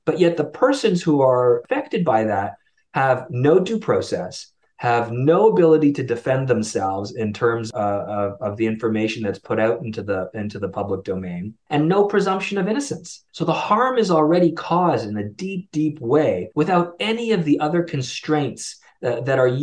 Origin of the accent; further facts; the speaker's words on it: Canada; As a Canadian